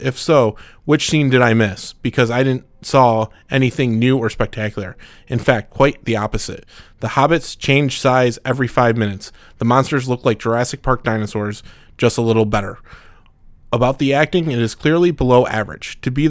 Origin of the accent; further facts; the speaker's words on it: Mexico; English is a second language; I'm from Mexico. Sorry about my English.